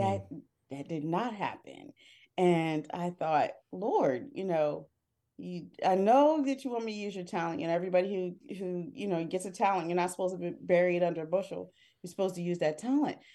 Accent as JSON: {"language": "English", "town": "Harrisburg", "region": "Pennsylvania", "country": "United States", "tie": "born or raised there", "moved": "as an adult", "lives_now": "Philadelphia, United States", "said": "I grew up in central Pennsylvania, I grew up in Harrisburg, P"}